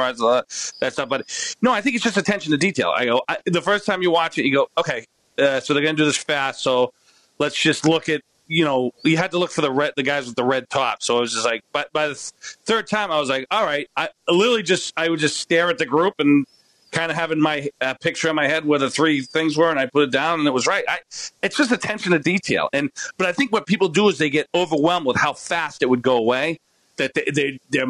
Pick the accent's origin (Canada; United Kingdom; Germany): Canada; I'm Canadian